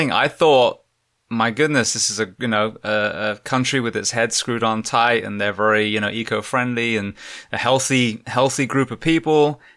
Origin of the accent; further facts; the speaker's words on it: England, United Kingdom; just like yourself, as a, as an Englishman, I'm like, where are all the Aboriginal people?